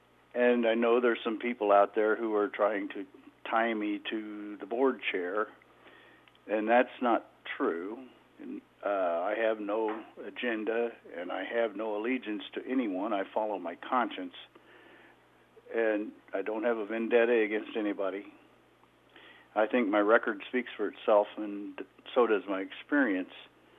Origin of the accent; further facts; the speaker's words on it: Clarinda, Iowa, United States; I was born and raised in Page County, graduated from Clarinda High School, pursued a college degree at Northwest Missouri State University